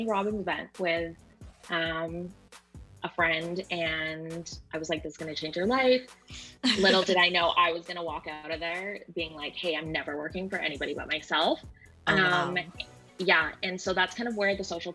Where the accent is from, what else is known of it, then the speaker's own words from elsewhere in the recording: Vancouver, British Columbia, Canada; moved away as an adult; now in Seattle, United States; I'm originally from Vancouver